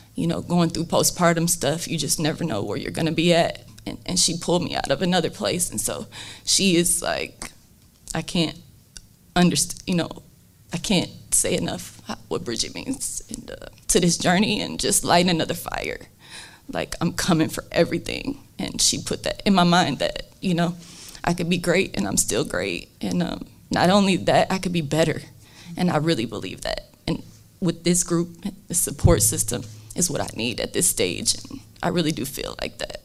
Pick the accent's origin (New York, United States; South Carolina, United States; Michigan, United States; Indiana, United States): Indiana, United States; South Bend; I'm from South Bend.